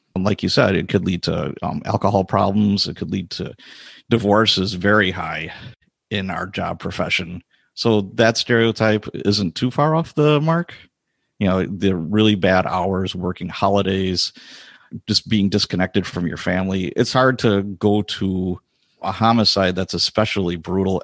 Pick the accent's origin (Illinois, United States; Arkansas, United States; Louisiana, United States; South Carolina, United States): Illinois, United States; Chicago; now in Wisconsin, United States; I was born and raised in Chicago as a youngster